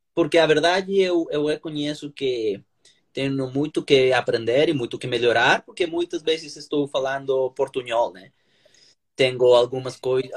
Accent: Colombia; Portuguese is a second language; moved away as an adult; now in São Paulo, Brazil; eu sou colombiano

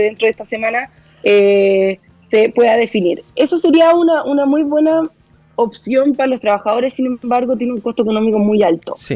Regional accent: Chile; como chilenos y chilenas

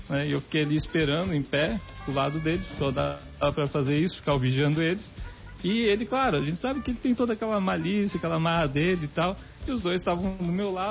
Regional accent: Blumenau, Santa Catarina, Brazil; eu vim, eu vim de Blumenau quando eu cheguei aqui

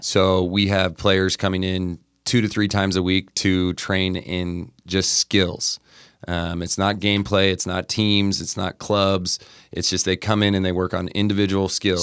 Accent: Montana, United States; now in Utah, United States; I grew up in Montana, um, I had older brothers and sisters

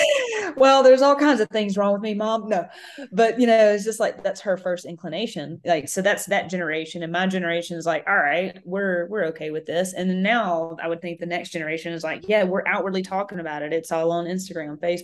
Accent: Mississippi, United States; I grew up in Mississippi

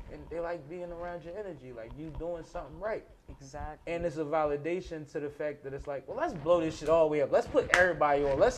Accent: Boston, Massachusetts, United States; I'm from Boston

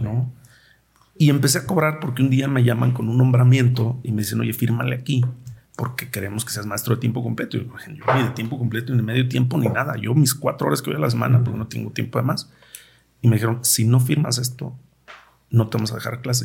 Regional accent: Cerro del Cuatro, Jalisco, Mexico; yo pues crecí en el Cerro del 4, 30 años vivía allá

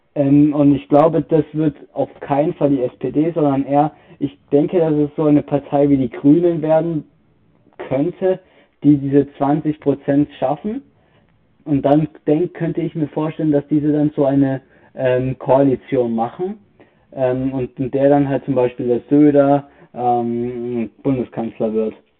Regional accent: Bavaria, Germany; Bei uns in Bayern

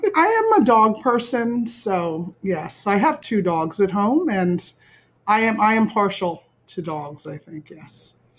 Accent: Willingboro, New Jersey, United States; I grew up in Willingboro, New Jersey, which is Burlington County

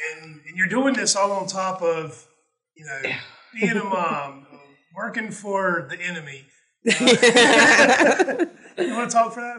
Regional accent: Southern US, United States; So I'm like, you know, white guy from the South that sounds like I'm from Connecticut

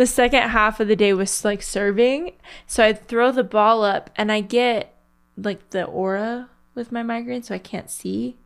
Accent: Las Vegas, Nevada, United States; born or raised there

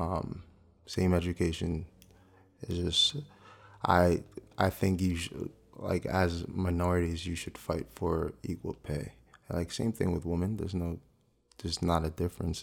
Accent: South Orange, New Jersey, United States; also born or lived in Newark, New Jersey; I think I was born in Newark. Um, I've been in, like, South Orange my whole life

